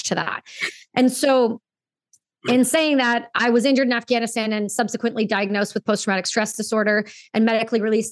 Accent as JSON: {"language": "English", "country": "Canada", "said": "Being a Canadian veteran"}